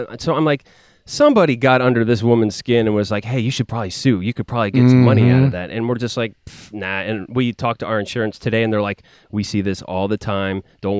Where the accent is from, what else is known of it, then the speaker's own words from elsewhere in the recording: California, United States; I'm from California.